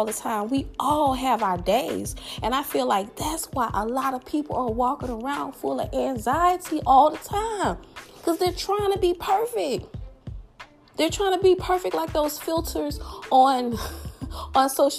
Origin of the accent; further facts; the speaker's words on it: the South, United States; accent: southern; my southern accent